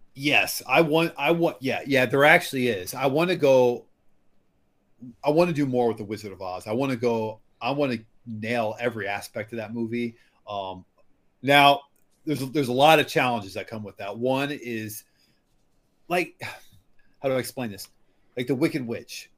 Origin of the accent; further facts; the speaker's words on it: Iowa, United States; I'm from Iowa, and like the pig pigs here are a huge thing